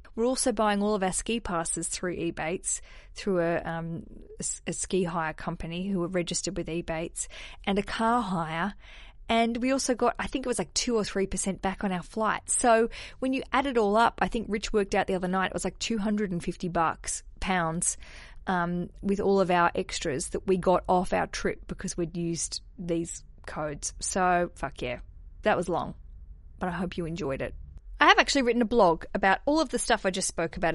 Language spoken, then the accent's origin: English; Australia; now in London, United Kingdom; I am an Aussie